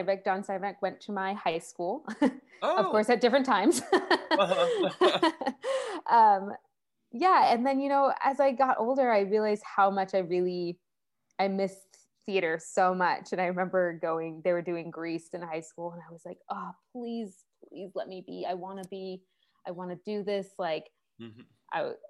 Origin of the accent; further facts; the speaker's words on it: Salinas, California, United States; also born or lived in Botswana / Navajo reservation; now in San Francisco, United States; I grew up in Salinas